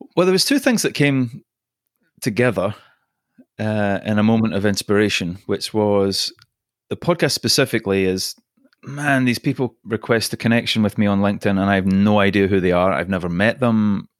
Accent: Scotland, United Kingdom; accent: Scottish; also born or lived in Singapore / London; now in Los Angeles, United States; My accent is Scottish. I was born in Singapore

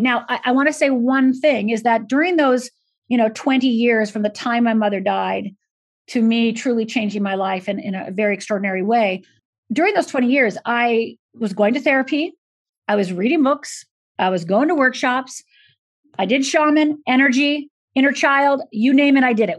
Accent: Michigan, United States; moved away; also born or lived in Minnesota / Los Angeles; I was born in Minnesota, grew up physically in Michigan, and emotionally uh, became an adult uh, in Los Angeles.

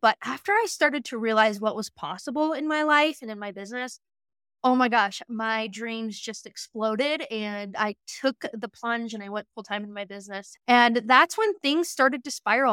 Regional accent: Western Montana, United States; also born or lived in Lewistown, Montana; I grew up in Western Montana on a ranch

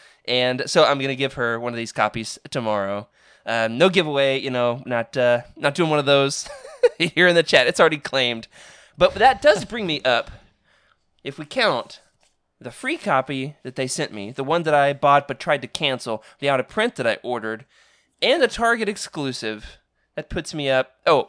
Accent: Arkansas, United States; I am going back to my hometown, so I could always, hang out in the storage unit in the 100-degree Arkansas heat looking for these things.

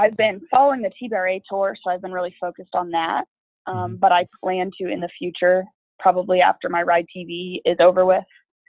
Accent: Fort Worth, Texas, United States; moved away as an adult; also born or lived in Weatherford, Texas; now in Wyoming, United States; I grew up in like Fort Worth and Weatherford. I've been there my whole life in Texas.

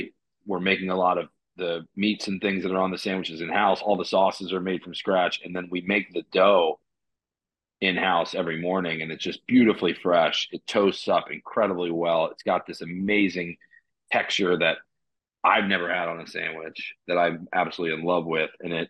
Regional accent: McLean, Virginia, United States; moved away as an adult; also born or lived in San Francisco / North Carolina; I grew up in McLean, yeah. right out about 5 miles outside DC.

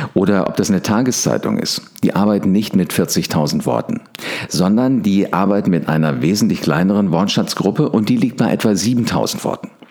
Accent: Wiesbaden, Hesse, Germany; ich war das einzige Nordlicht, Nordlicht, also ich komme aus Wiesbaden

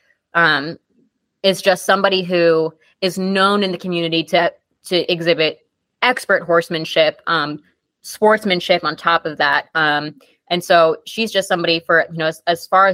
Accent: Long Island, New York, United States; we grew up riding together on Long Island

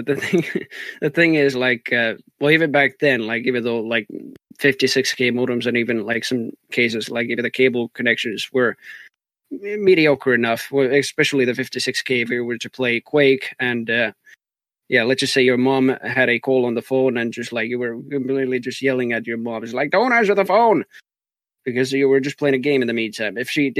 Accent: Texas, United States; accent: Texan; it already started in Overwatch with even my accent and everything, that I just speak like a Texan even when I'm casting and everything like that.

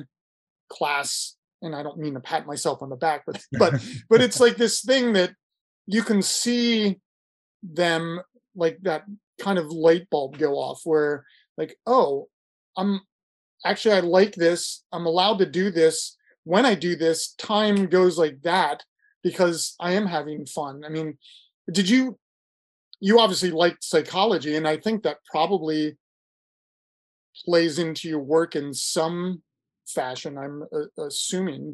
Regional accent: Ohio, United States; moved away; I'm from Ohio originally

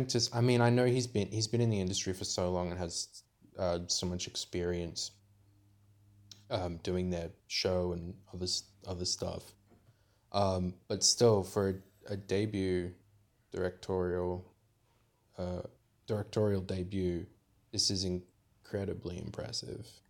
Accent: Australia; we're Australian

